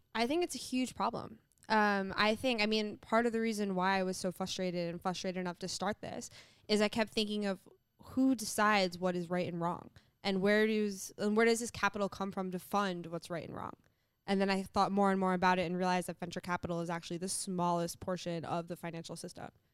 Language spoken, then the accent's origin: English; New York City, New York, United States; I grew up in New York City